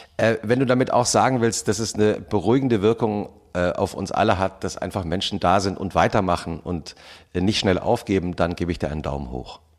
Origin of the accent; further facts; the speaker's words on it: Germany; wir eigentlich als Deutsche